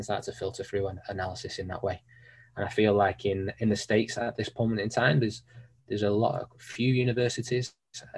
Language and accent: English; Manchester, North West England, United Kingdom; also born or lived in Sheffield; growing up in Manchester